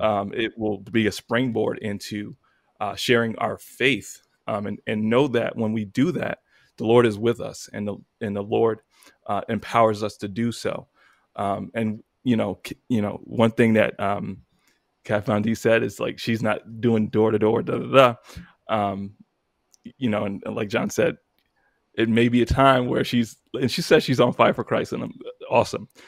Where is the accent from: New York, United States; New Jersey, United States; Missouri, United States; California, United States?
New York, United States; moved away as an adult; now in Virginia, United States; I'm from New York